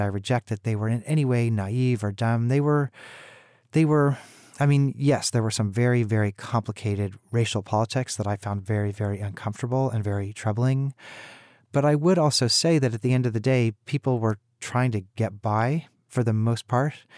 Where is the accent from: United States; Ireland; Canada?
United States; Kansas City, Missouri; I myself am from Missouri. I grew up in Kansas City